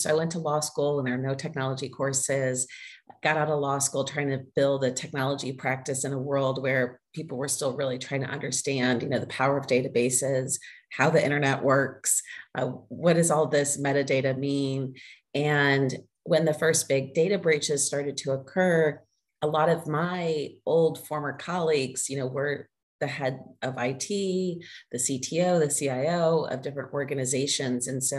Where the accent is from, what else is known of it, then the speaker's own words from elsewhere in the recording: Southern United States, United States; accent: Southern; I worked with a voice coach to help reduce my Southern accent at the time.